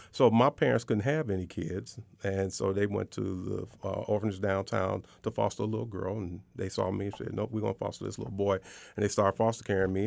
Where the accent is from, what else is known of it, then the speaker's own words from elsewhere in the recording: Chicago, Illinois, United States; moved away as an adult; also born or lived in Iowa; now in Arkansas, United States; I grew up in the South Side of Chicago